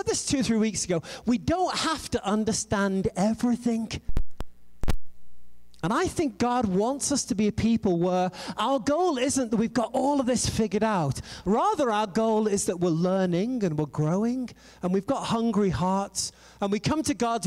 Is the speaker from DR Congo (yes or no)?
no; England, United Kingdom; moved away; also born or lived in France / United States; I am an English girl